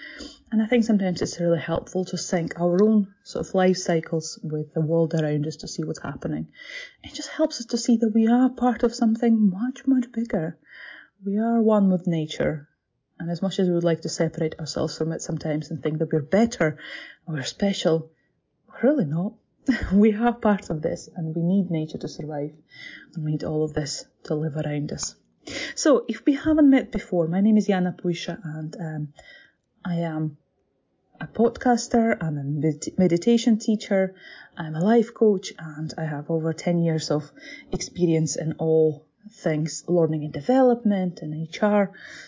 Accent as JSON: {"language": "English", "country": "Latvia", "tie": "born there", "second_language": "English", "said": "I'm not Scottish. I know my accent might fool you, but I'm not Scottish. I was born in Latvia, but I'm from very much Slavic background"}